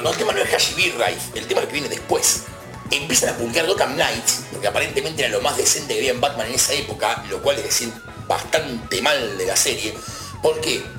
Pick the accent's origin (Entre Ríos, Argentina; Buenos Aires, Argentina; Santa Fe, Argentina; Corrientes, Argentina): Buenos Aires, Argentina; yo soy de Villa Crespo